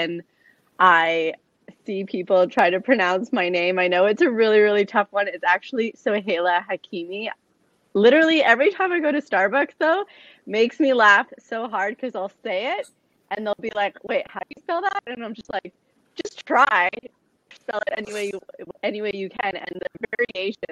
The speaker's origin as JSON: {"language": "English", "town": "Toronto", "region": "Ontario", "country": "Canada", "tie": "born or raised there", "also_born_or_lived": "Sydney", "said": "I born and raised in Toronto"}